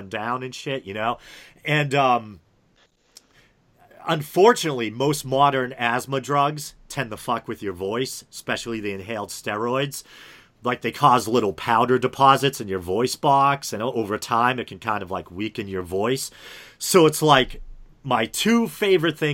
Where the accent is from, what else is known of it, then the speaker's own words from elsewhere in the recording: New England, United States; accent: New England; if they're not a New Englander, you know, people like find my accent funny